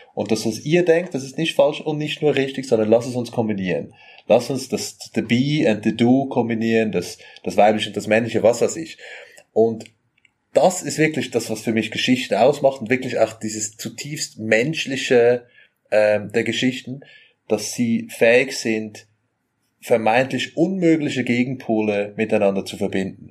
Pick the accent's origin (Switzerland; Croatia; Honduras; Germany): Switzerland; Zurich; ich bin aus Zürich, so aus der Zwingli-Stadt